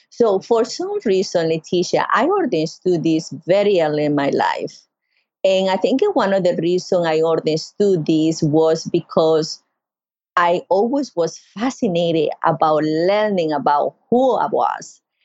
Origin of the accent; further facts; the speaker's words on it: Carúpano, Sucre, Venezuela; now in North Carolina, United States; I grew up in Venezuela in Sucre State yo soy de Carúpano, yo soy de la costa, I am from the coast.